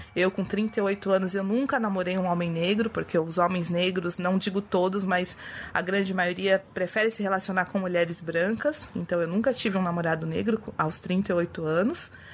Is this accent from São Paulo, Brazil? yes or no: yes; São Paulo, Brazil; nascida e criada na periferia de Pirituba, zona oeste de São Paulo. Hoje eu moro na zona leste